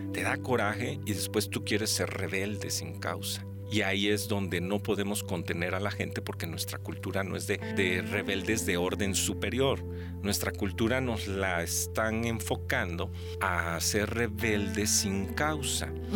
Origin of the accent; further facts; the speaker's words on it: Xalapa, Veracruz, Mexico; also born or lived in McAllen, Texas / Fort Collins, Colorado; mis memorias de jalapeño